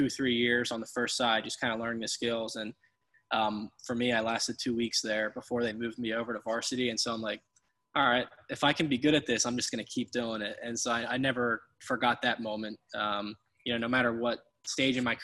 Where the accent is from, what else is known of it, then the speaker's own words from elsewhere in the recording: Pennsylvania, United States; growing up in Pennsylvania